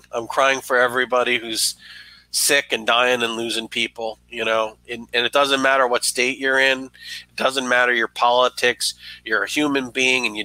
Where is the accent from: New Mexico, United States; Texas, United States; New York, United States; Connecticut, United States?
New York, United States; as a New Yorker.